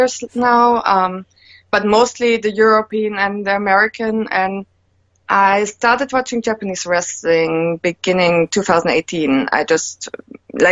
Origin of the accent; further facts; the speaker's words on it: Germany; moved away as an adult; also born or lived in United States; now in Finland; I'm born in Germany, lived there my first 20 years.